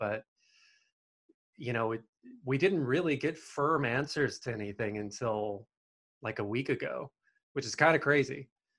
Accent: the South, United States; I grew up in the South.

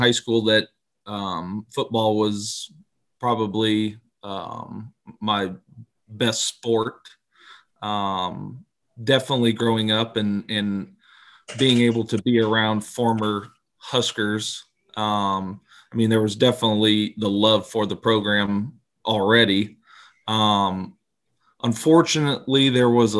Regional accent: Lincoln, Nebraska, United States; I grew up in Lincoln, went to Lincoln Northeast

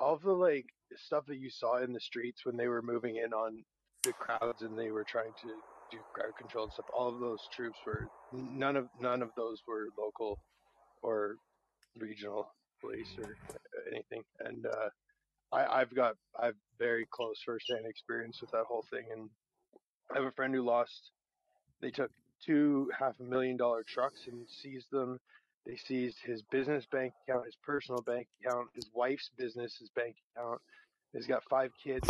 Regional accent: Toronto, Ontario, Canada; moved away; I'm from Toronto

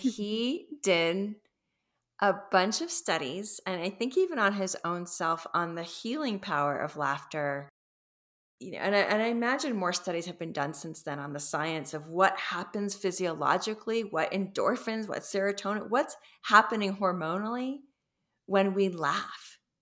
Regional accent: Los Angeles, California, United States; I come from Los Angeles

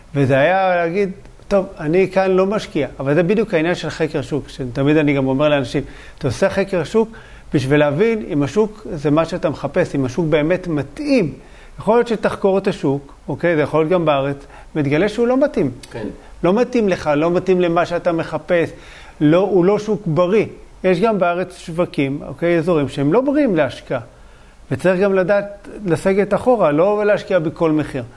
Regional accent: Bat Yam, Tel Aviv District, Israel; born or raised there

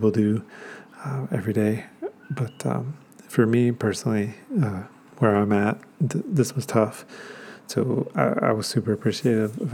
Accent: Georgia, United States; moved away; also born or lived in Atlanta, Georgia; This particular 100-miler takes place in my hometown, so it was all together, kind of like, you know, going back to see my family, going back to see my friends from high school, getting to see the town that I spent my high school years

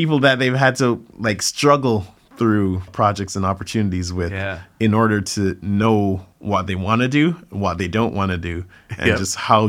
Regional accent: Jamaica; now in United States; a lot of people who knew me growing up in Jamaica would not necessarily associate me with dancing or see me as the dancer person.

